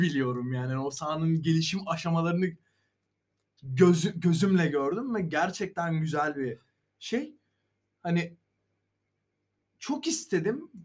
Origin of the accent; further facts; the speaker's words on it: Sakarya, Turkey; biz Sakaryalı olarak